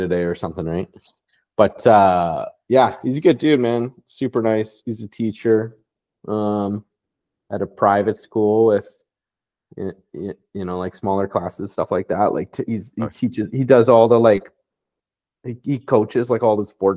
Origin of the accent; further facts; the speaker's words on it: Vancouver, British Columbia, Canada; now in Toronto, Canada; I grew up in Vancouver